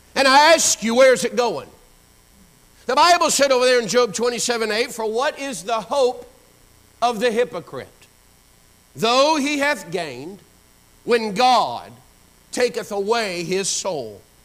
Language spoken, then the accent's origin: English; Pensacola, Florida, United States; I was born and raised right here in this area, actually over in Pensacola. Grew up behind Woodham High School off of Burgess Highway.